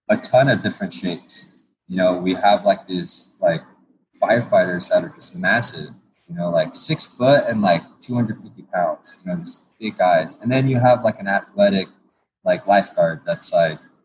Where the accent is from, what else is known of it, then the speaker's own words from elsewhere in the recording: Torrance, California, United States; I grew up in Torrance and near the beach